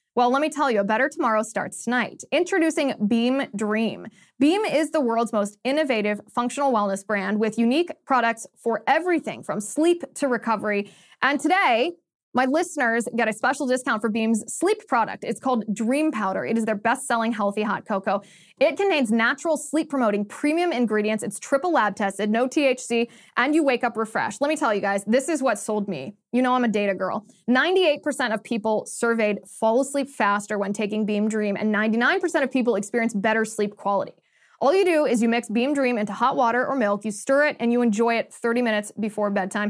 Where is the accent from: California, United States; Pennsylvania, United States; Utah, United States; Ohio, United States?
Ohio, United States; moved away; in Ohio, this is my home state